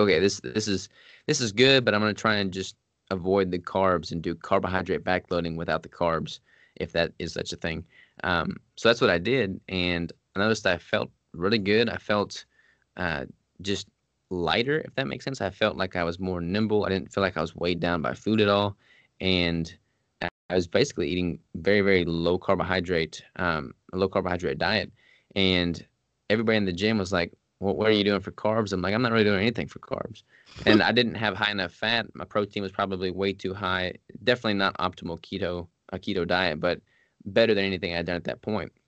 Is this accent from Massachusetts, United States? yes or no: no; Arkansas, United States; moved away as an adult; also born or lived in Washington State; I'm from Arkansas